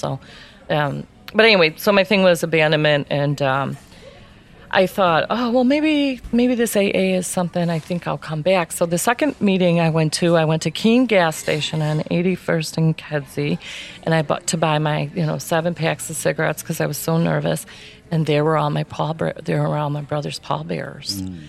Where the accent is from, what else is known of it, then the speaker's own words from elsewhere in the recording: Ireland; Okay, because I feel like, you know, I'm Irish, so I've got